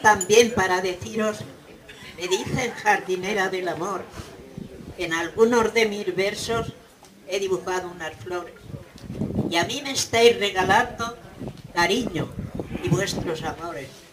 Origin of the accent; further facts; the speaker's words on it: Casas de Garcimolina, Castilla-La Mancha, Spain; now in Barcelona, Spain; Soy de un pueblo de Castilla la Nueva llamada Molina. Hoy vivo en Barcelona y me siento castellana